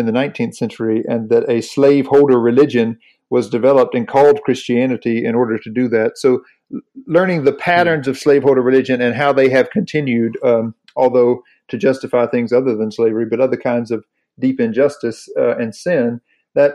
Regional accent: North Carolina, United States; I grew up in the Southern Baptist Church in North Carolina

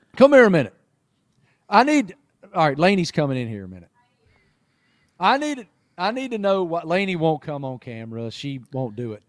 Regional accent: Appalachia, United States; moved away as an adult; now in Charlotte, United States; I grew up in Appalachia

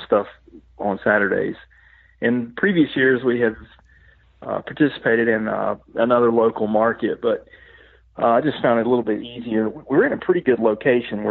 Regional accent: Western North Carolina, United States; moved away as an adult; now in Middle Tennessee, United States; I grew up, I grew up over in Western North Carolina, and now, of course, I live in Middle Tennessee

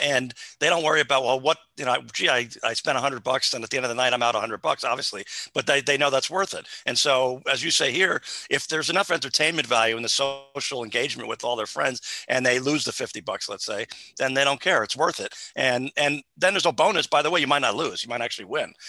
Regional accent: New Jersey, United States; I'm from New Jersey also

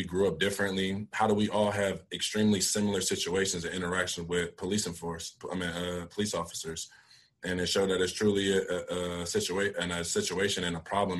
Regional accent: Philadelphia, Pennsylvania, United States; moved away; also born or lived in Syracuse; I grew up in Philadelphia

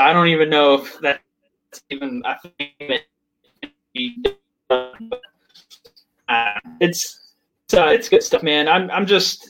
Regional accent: Virginia, United States; I'm working on the same type of thing in my home state of Virginia.

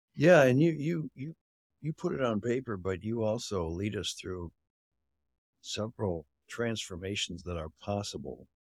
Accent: Canada; I grew up in Canada

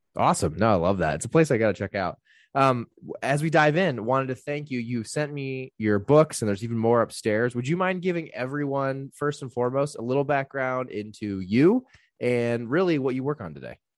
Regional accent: Santa Barbara, California, United States; I'm actually from Santa Barbara

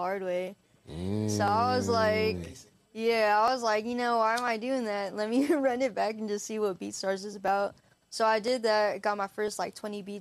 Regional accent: Hayward, California, United States; moved away as an adult; I'm from Hayward, California. He went to the same high school as I did

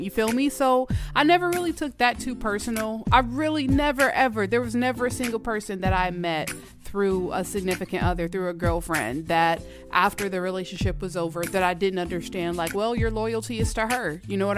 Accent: Georgia, United States; moved away as an adult; now in Minnesota, United States; I'm from Georgia, all right? I went to elementary, middle school, high school, and college in Georgia, all in Georgia

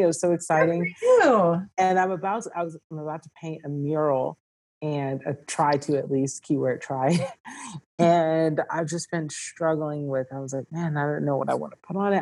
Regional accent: Georgia, United States; moved away; also born or lived in California; I was born in California, but I was raised in Georgia

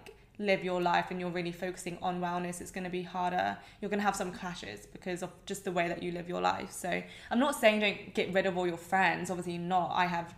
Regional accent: England, United Kingdom; accent: English

